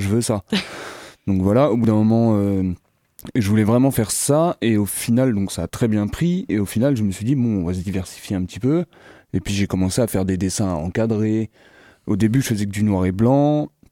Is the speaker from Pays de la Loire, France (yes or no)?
yes; Sillé-le-Guillaume, Pays de la Loire, France; je suis originaire de Sille guillaume